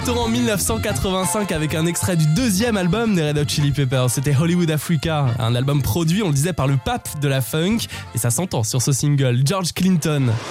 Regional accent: France; chez nous en France

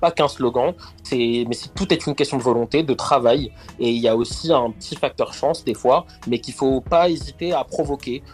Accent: Argenteuil, Île-de-France, France; Alors moi je viens du quartier du Val Nord sur la dalle, la fameuse dalle d'Argenteuil euh, où, où, où j'ai grandi

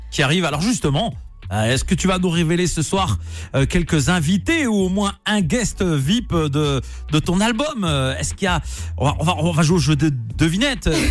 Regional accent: Nantes, Pays de la Loire, France; je suis nantais.

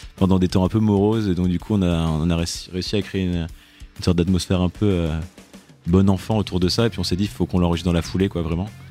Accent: Douarnenez, Brittany, France; On vient de Douarnenez dans le Finistère

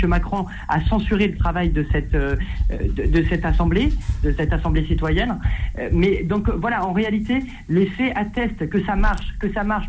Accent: France; en tant que Français

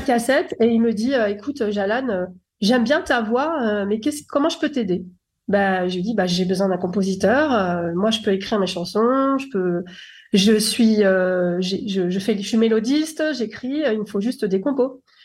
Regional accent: Paris, Île-de-France, France; moi je suis née à Paris

